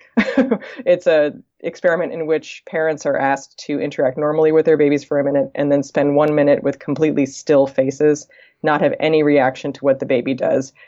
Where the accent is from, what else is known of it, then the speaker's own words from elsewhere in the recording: East Coast, United States; moved away as an adult; also born or lived in California; I'm from the East Coast originally and had been living in California